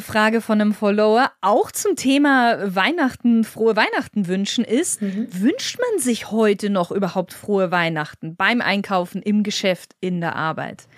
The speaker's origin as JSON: {"language": "German", "country": "Germany", "said": "bei uns in Deutschland"}